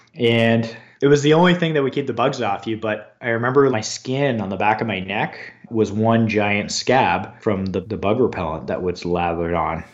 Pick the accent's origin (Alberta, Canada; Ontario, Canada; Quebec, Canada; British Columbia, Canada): Ontario, Canada; London; I grew up in London, Ontario, Canada